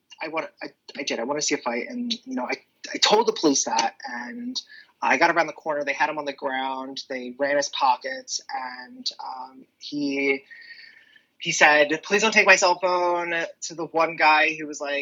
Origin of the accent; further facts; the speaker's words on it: Claymont, Delaware, United States; I was raised in the area and I grew up on the streets of Claymont